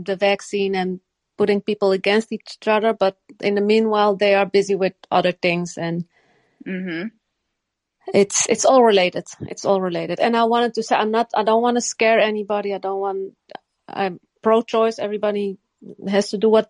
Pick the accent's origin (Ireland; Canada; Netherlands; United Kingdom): Netherlands; also born or lived in Morocco; I was born in Morocco, but I was raised in the Netherlands.